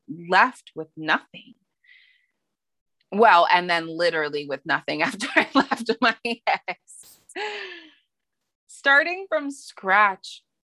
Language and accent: English; Montana, United States; moved away as an adult; now in San Diego, United States; I am from Montana. That's where my mom's side of the family is. That's where I was from fourth grade through, you know, a couple years into college, from 9 to 21. I primarily lived in Montana.